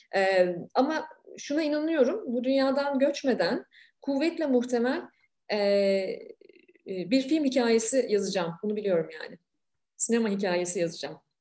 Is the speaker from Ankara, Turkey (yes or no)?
yes; Ankara, Turkey; Ankara'da, e, çok iyi bilirim arka mahalleleri.